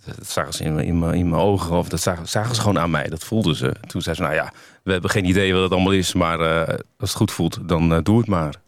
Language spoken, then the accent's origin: Dutch; Groningen, Netherlands; moved away; ik kom uit Groningen oorspronkelijk